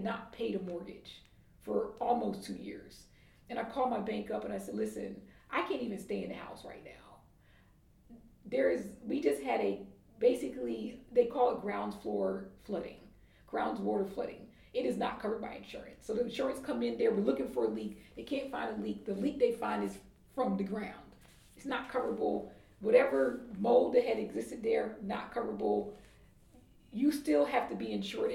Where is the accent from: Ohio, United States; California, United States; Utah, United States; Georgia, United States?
Georgia, United States; Atlanta; moved away; I'm from Atlanta